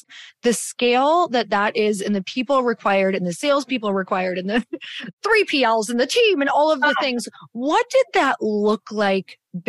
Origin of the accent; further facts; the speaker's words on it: Midwest, United States; I'm from the Midwest.